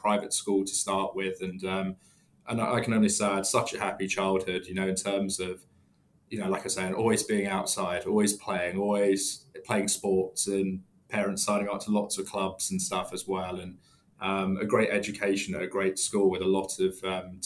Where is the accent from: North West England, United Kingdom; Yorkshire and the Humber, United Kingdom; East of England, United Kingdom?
East of England, United Kingdom; Letchworth Garden City; now in London, United Kingdom; Just about an hour north of London, in a small town in Hertfordshire called Letchworth Garden City